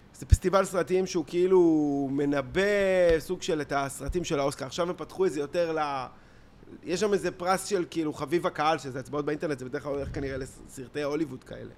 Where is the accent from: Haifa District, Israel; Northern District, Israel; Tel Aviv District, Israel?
Tel Aviv District, Israel; Tel Aviv; תל אביב עצמה, אתה יודע, כאילו, זה שפירא, זה, גדלנו פה